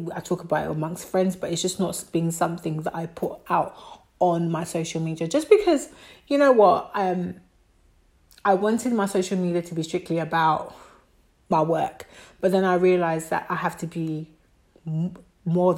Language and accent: English; Côte d’Ivoire; moved away; I'm West African. I'm from Ivory Coast. I'm French-speaking.